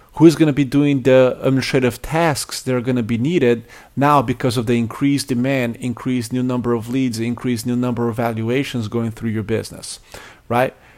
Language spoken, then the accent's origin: English; Brazil; now in United States; I grew up in Brazil